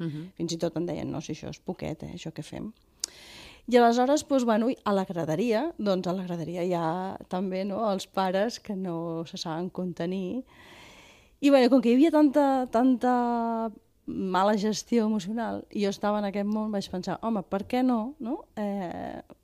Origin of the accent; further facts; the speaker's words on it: Vilafranca del Penedès, Catalonia, Spain; a Vilafranca, d'on sóc jo